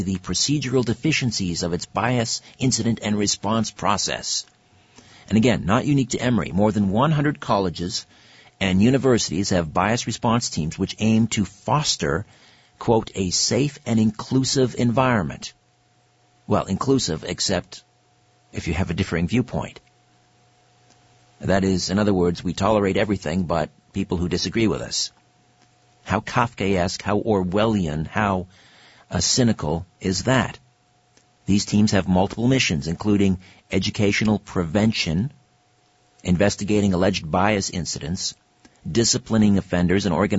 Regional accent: Brantford, Ontario, Canada; Brantford, my hometown

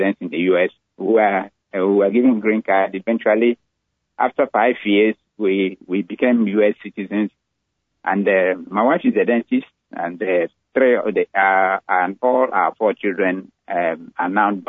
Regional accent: Owerri, Imo, Nigeria; moved away as an adult; also born or lived in Ibadan, Nigeria; now in United States; I was born in Nigeria, raised in Nigeria, had most of my education in Nigeria

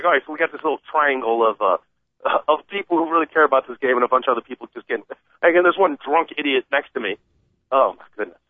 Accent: Michigan, United States; now in Chicago, United States; I'm from Michigan. I live here in the city of Chicago. I work for Boeing.

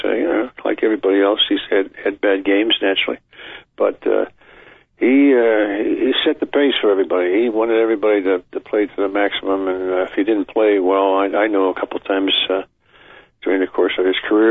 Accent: Pittsburgh, Pennsylvania, United States; moved away as an adult; now in Detroit, United States; that's where I belonged, and that's my hometown

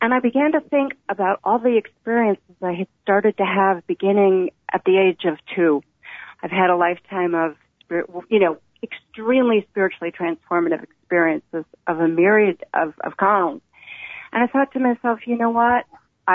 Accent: the Bible Belt, United States; I grew up in the Bible Belt in the 1960s

